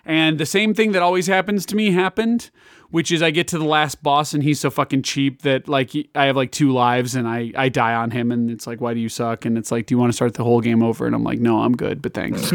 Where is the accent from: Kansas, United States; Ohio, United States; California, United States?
Kansas, United States; I'm from Kansas